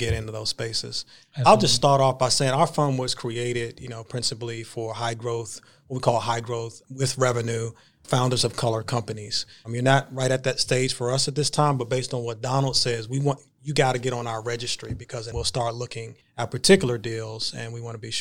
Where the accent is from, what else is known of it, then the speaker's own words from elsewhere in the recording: Washington, District of Columbia, United States; now in Durham, United States; I grew up in the Washington, D.C. area